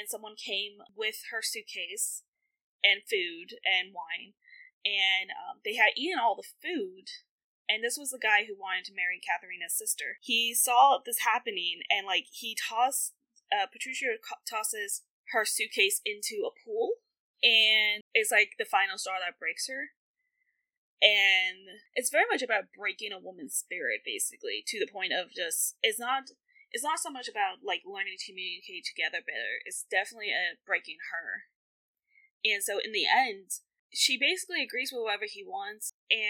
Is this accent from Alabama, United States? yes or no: no; Tennessee, United States; I'm from Tennessee